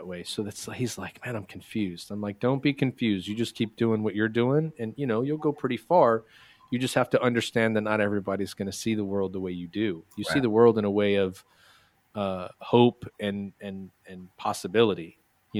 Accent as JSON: {"language": "English", "region": "Texas", "country": "United States", "said": "I come from Texas"}